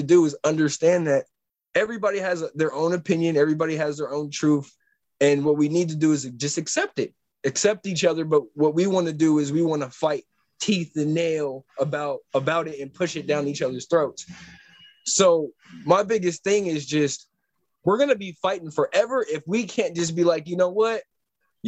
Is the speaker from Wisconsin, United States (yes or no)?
no; San Francisco, California, United States; I am from the Bay Area, born in San Francisco